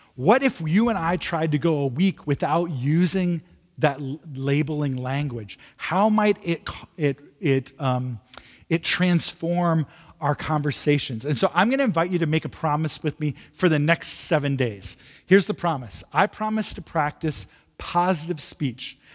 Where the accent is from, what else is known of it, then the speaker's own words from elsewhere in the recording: Midwest, United States; now in San Francisco, United States; I'm from the Midwest originally. Uh, moving to San Francisco was a bit of a shock to me